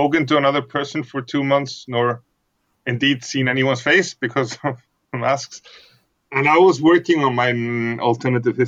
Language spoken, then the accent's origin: English; Iceland; English is a second language; I'm from Iceland